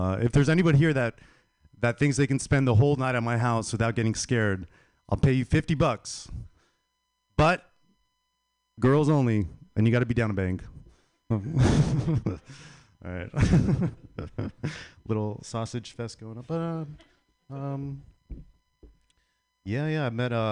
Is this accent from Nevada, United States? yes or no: yes; Las Vegas, Nevada, United States; I'm from Las Vegas